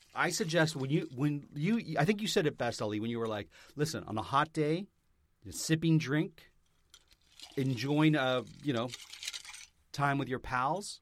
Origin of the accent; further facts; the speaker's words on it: Vaughan, Ontario, Canada; moved away; I'm from Vaughn, Ontario. I lived in Vaughn